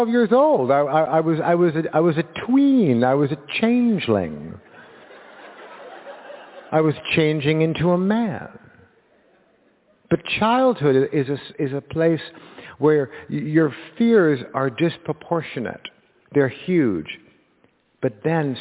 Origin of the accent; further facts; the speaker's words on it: Los Angeles, California, United States; when you were a kid like me in 1970, growing up in Los Angeles